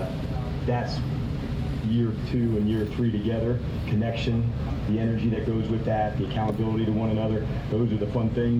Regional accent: New Jersey, United States; when I was growing up in the 80s, and I was a Giants guy growing up in New Jersey

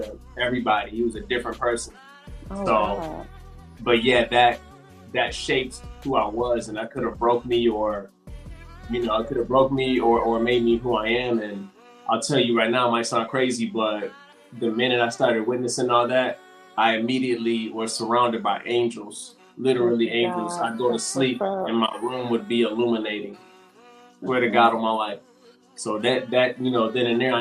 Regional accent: Michigan, United States; now in Texas, United States; I'm from Michigan in Texas right now

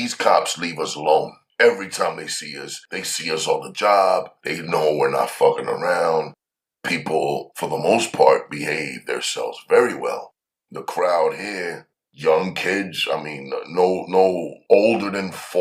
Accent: New York City, New York, United States; I'm from Harlem

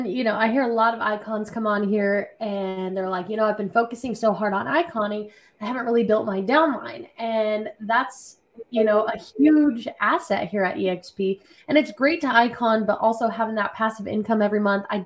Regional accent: Colorado, United States; I'm from uh, Colorado.

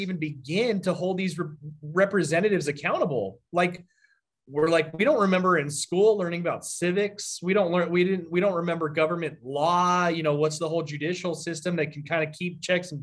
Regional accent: Arizona, United States; I'm from Arizona and born and raised here

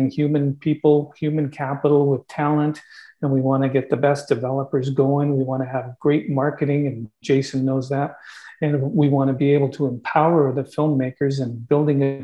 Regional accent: Canada; we're Canadian

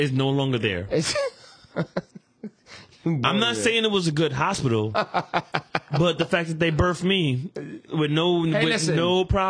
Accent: New York City, New York, United States; I was born on Fordham Road.

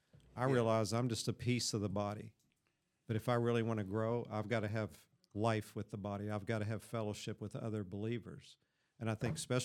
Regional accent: Kentucky, United States; born there; Oh, yeah, that's right. I was born in Kentucky.

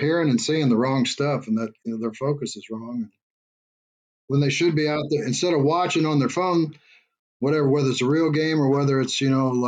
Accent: Centralia, Illinois, United States; now in Sugar Land, United States; I started a baseball academy in my hometown of Centralia, Illinois

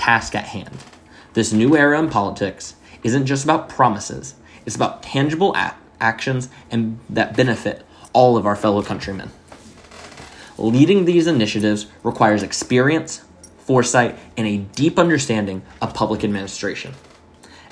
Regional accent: Miami, Florida, United States; now in North Carolina, United States; I grew up in Miami

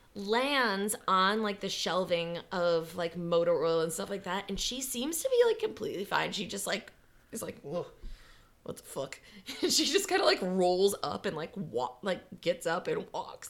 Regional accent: Wisconsin, United States; in Wisconsin where we have deer hunting season

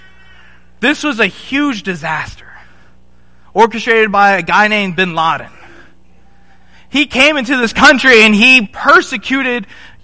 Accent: Nairobi, Kenya; also born or lived in South Africa; This is Nairobi, Kenya. Right? I was born in South Africa. I quickly moved to Nairobi. This is in Nairobi in 1998. This is my first memory, folks.

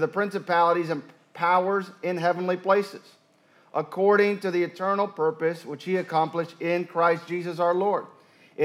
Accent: Puerto Rico; moved away; I grew up in the mountains of Puerto Rico.

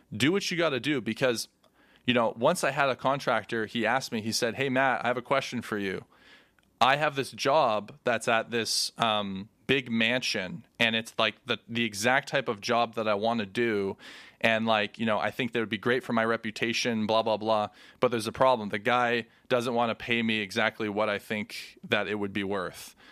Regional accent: Canada; we're Canadian, so it's, like, hockey's a thing here

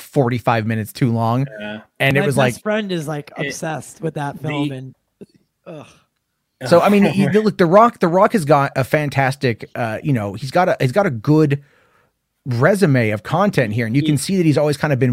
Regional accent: San Diego, California, United States; I'm from San Diego

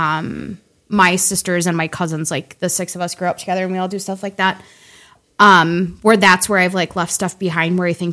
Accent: Willmar, Minnesota, United States; I grew up in Wilmer, Minnesota

